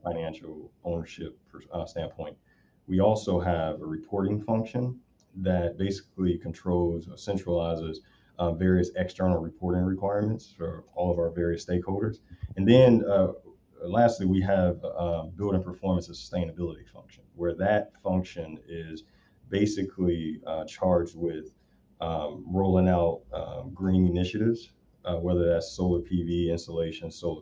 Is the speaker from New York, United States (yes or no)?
no; Chicago, Illinois, United States; now in California, United States; I grew up in Southside Chicago